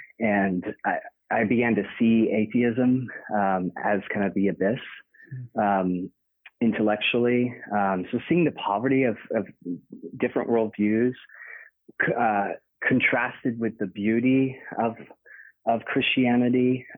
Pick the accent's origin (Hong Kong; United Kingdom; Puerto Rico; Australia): United Kingdom; Oxford, South East England; born there; and that was kind of like a homecoming for me because I was born in Oxford. So it's great going back.